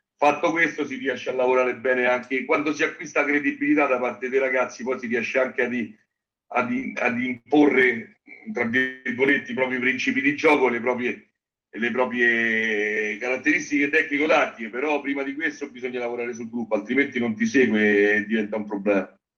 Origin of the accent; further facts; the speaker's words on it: Genazzano, Lazio, Italy; io sono di Genazzano